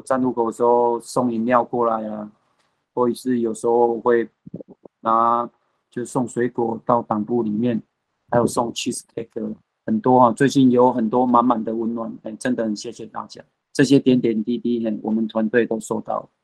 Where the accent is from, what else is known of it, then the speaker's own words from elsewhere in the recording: Pingtung, Pingtung County, Taiwan; moved away; also born or lived in United States; 我们屏东这边